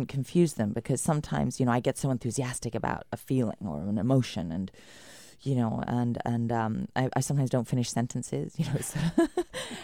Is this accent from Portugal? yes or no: no; United Kingdom; moved away; as a British woman coming from the rain